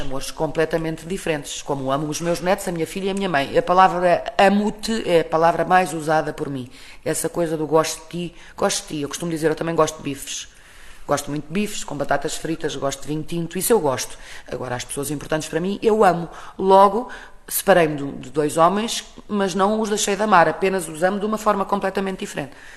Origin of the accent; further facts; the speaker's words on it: Portugal; sou portuguesa